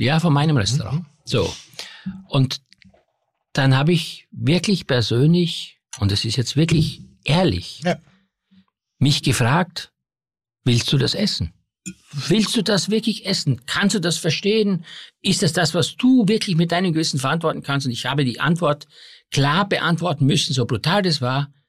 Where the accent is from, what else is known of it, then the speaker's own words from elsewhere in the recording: Styria, Austria; moved away; Ich komme aus der Steiermark